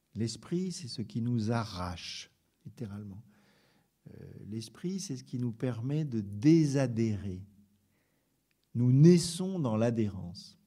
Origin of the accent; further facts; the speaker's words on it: France; on est français